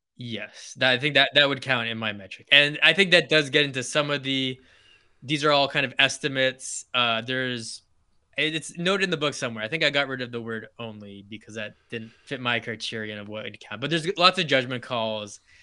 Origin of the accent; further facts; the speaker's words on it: New Hampshire and Maine, New England, United States; moved away as an adult; now in Los Angeles, United States; coming from New England, where I, I grew up in New Hampshire and Maine